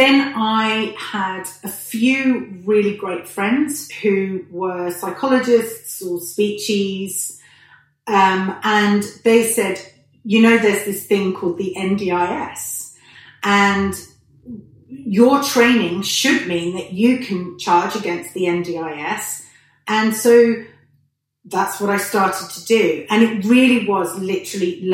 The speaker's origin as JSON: {"language": "English", "area": "Hertfordshire and Essex", "region": "East of England", "country": "United Kingdom", "tie": "born or raised there", "accent": "British", "moved": "yes", "said": "we lived in a really lovely pocket of Hertfordshire and Essex in the UK. I'm British for anybody who hasn't picked up on the accent. It's fairly strong still."}